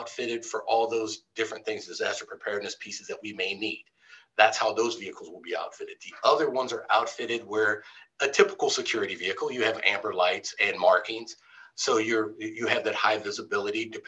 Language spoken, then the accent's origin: English; Midwest, United States; now in California, United States; I'm from the Midwest